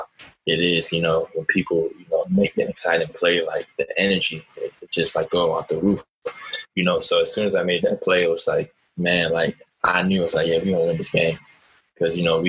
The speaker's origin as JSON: {"language": "English", "town": "Germantown", "region": "Maryland", "country": "United States", "tie": "born or raised there", "also_born_or_lived": "Florida / Louisiana", "moved": "as an adult", "said": "I'm a dude from Germantown"}